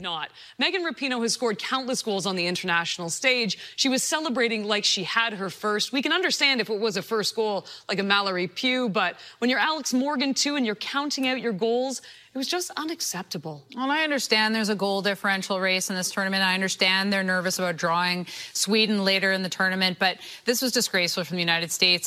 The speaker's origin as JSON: {"language": "English", "country": "Canada", "said": "as a Canadian"}